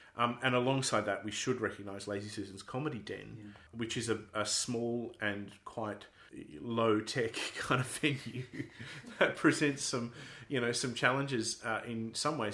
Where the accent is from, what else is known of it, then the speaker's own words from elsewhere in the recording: Sydney, New South Wales, Australia; moved away as an adult; now in Perth, Australia; I grew up in Sydney